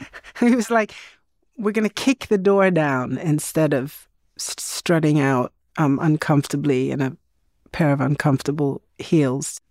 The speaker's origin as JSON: {"language": "English", "country": "Sweden", "tie": "born or raised there", "said": "growing up in Sweden in the 70s"}